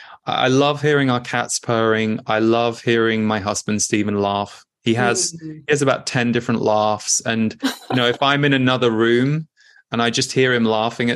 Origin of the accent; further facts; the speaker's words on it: United Kingdom; And yet often, certainly in the Western world that I was raised in Britain, that was not necessarily something that was celebrated or revered.